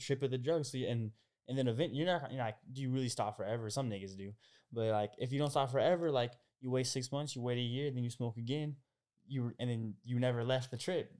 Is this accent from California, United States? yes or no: no; Portland area, Oregon, United States; moved away as an adult; now in Los Angeles, United States; I'm from Oregon and, uh, I'm, I'm kinda from the Portland area. My fifteen minutes outside of Portland, kind of a smaller town and, you know, uh, th, growing up in a smaller area